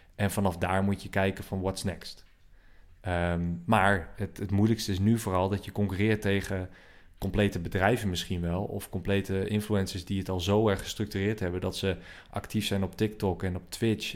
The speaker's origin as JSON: {"language": "Dutch", "town": "Assen", "region": "Drenthe", "country": "Netherlands", "said": "ik kwam uit Assen, eh, Assen, hoofdstad van Drenthe"}